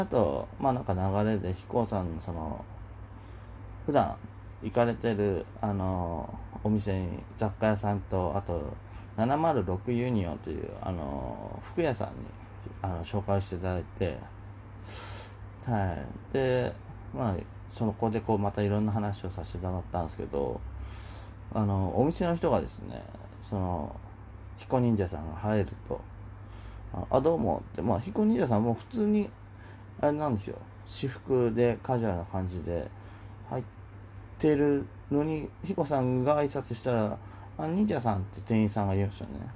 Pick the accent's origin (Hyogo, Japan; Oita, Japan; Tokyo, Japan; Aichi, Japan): Oita, Japan; Kyushu; moved away; 僕九州出身で、まあ大分ですけど